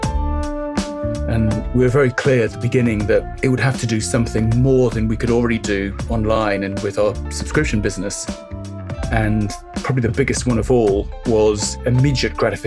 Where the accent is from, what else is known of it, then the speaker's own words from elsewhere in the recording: Barbados; moved away; also born or lived in France; the time that I grew up living in Barbados